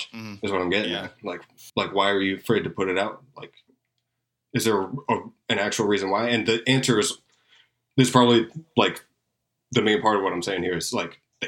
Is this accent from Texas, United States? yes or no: no; Tampa, Florida, United States; I grew up in Tampa and there's still a really good metal scene here